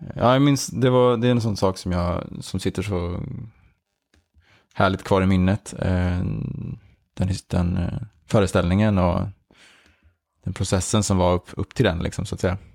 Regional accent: Järna, Stockholm County, Sweden; moved away as an adult; now in Malmö, Sweden; Vi växte upp i Järna, eh, utanför Stockholm

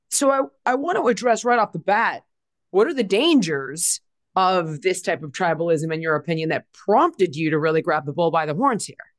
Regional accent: Los Angeles, California, United States; I grew up in Los Angeles.

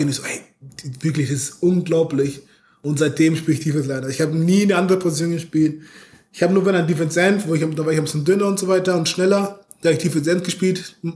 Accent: Munich, Bavaria, Germany; also wie gesagt, ich komme aus München. Ähm, da ist der zu Bayern, wie ihr euch vorstellen könnt, ziemlich groß.

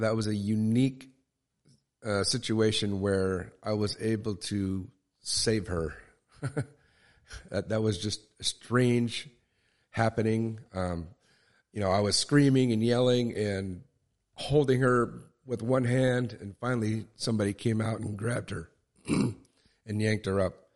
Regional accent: Tillamook, Oregon, United States; I was born in Tillamook, Oregon

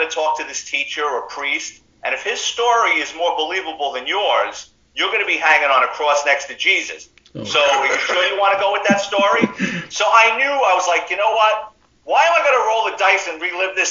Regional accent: New York City, New York, United States; me growing up in the Bronx in the 70s and 80s

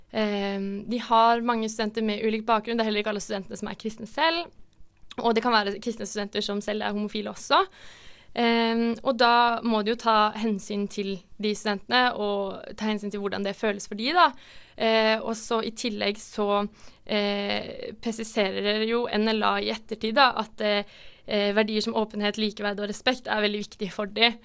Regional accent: Norway; Vi er jo nordmenn

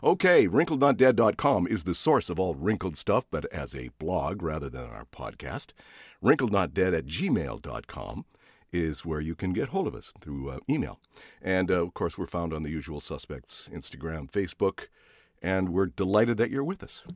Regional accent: Canada; moved away; I was born in Canada.

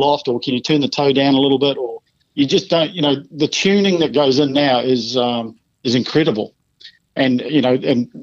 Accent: Dunedin, Otago, New Zealand; Balmaceda where I grew up

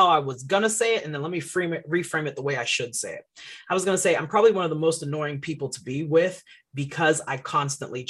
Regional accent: Florida, United States; also born or lived in Boston, Massachusetts / Haiti (parents); I was born in Boston, Massachusetts. My parents are Haitian. They came from Haiti in the 70s, late 70s. And I was born in the 80s. We moved to Florida in 89 when I was about

